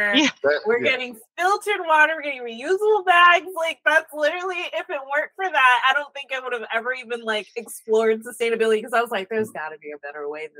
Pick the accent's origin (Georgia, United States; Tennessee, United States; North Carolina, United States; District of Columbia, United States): Georgia, United States; Norcross; when I grew up in Norcross, we had a 3-story townhome.